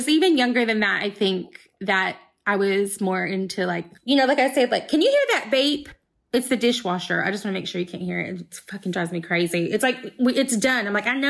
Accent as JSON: {"language": "English", "region": "the South", "country": "United States", "tie": "born or raised there", "said": "I grew up in the South."}